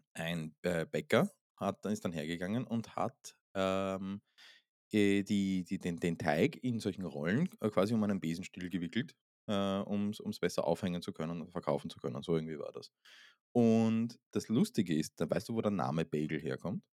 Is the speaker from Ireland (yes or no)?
no; Vienna, Austria; aus Wien. Aus meiner Heimatstadt